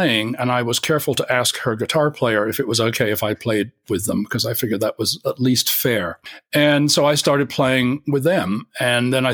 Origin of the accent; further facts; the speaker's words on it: Kingston upon Thames, London, United Kingdom; moved away; also born or lived in Winchester / Cambridge; I was born in South London, Kingston, and lived most of my first 19 years in the south of England